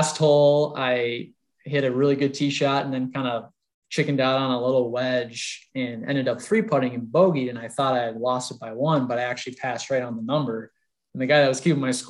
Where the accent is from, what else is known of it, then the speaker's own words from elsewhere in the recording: Minnesota, United States; moved away; also born or lived in Colorado; growing up in Minnesota and then in Colorado